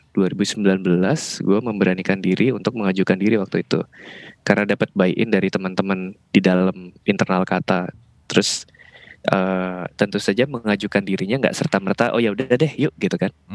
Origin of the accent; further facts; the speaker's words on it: Bali, Indonesia; moved away as an adult; now in Jakarta, Indonesia; di Bali itu gue kan karena emang orang sono ya jadi udah seumur hidup kerja di Bali